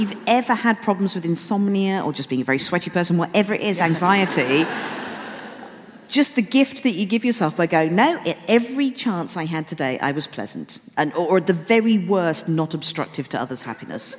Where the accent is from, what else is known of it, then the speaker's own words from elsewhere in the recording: Wolverhampton, West Midlands, United Kingdom; moved away; I'm still living in Wolverhampton with my parents.